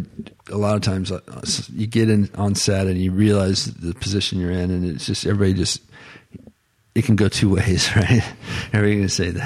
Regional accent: Florida, United States; it's where I'm from, my hometown

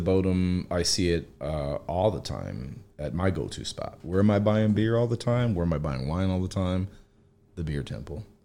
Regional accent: Chicago, Illinois, United States; I grew up in Logan Square

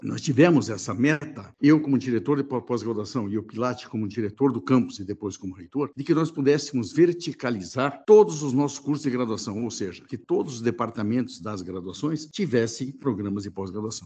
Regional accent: Apucarana, Paraná, Brazil; also born or lived in Pato Branco / Curitiba; now in Ponta Grossa, Brazil; Eu sou de Apucarana, sou engenheiro civil

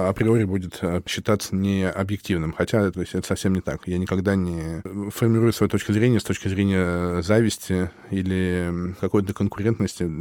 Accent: Russia; я как бы как татарин совсем не татарин, понимаешь? То есть у, у меня во мне культура татарская очень мало, если быть честным. То есть я очень плохо говорю по-татарски, хотя я все понимаю как собака.

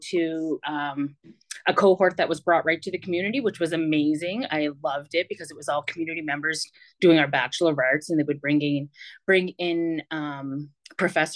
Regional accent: Millbrook, Nova Scotia, Canada; I grew up in Millbrook First Nation with a third. So out of Nova Scotia

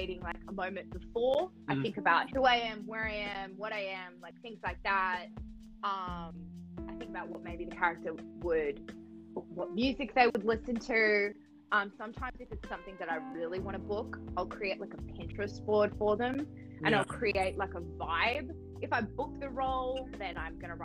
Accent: Australia; now in Los Angeles, United States; I'm Australian, I live

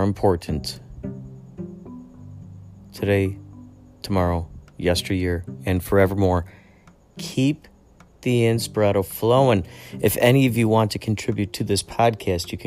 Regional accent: Illinois, United States; I grew up in Illinois

